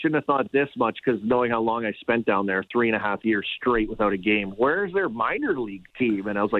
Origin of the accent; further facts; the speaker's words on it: Saskatchewan, Canada; I'm from Saskatchewan, right? Western Canada.